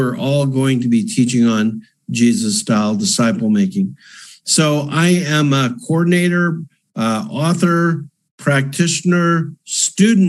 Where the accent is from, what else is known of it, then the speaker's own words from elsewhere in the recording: Canada; moved away as an adult; also born or lived in Calgary, Canada; now in Nashville, United States; I'm a Canadian